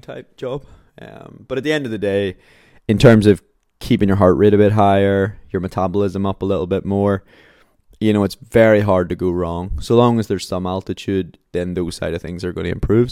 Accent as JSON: {"language": "English", "town": "Belfast", "region": "Northern Ireland", "country": "United Kingdom", "tie": "born or raised there", "said": "my hometown, like Belfast"}